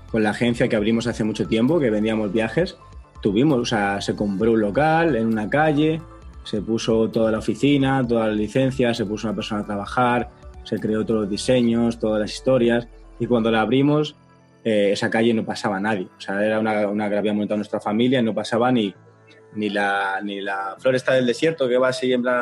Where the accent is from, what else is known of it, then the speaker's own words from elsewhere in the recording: Panama; por lo menos en mi país, que es Panamá, vamos arriba, tenemos que ir a visitar Panamá